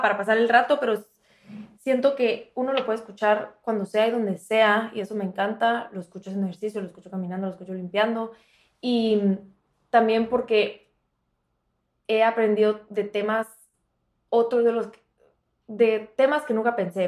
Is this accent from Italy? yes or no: no; Guatemala; now in Miami, United States; soy de Guatemala, bueno, las dos somos de Guatemala